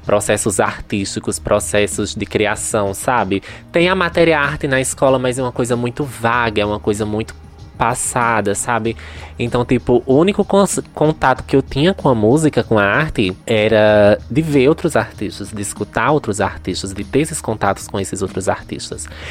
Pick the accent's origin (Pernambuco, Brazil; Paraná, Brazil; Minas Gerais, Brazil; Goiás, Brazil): Pernambuco, Brazil; Santa Maria da Boa Vista; eu nasci em Santa Maria da Boa Vista e fui criada em Santa Maria da Boa Vista